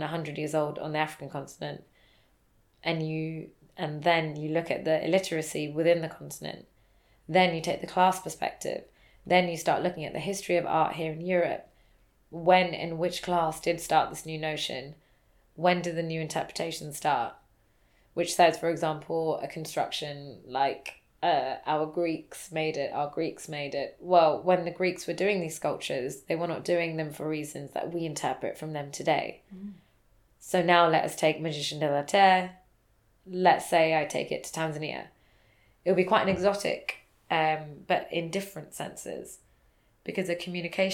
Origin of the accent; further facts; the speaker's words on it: United Kingdom; I'm British Indian